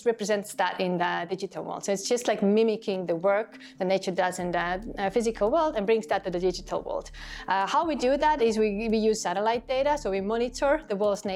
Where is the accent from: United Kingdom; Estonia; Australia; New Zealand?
Estonia; my home country here in Estonia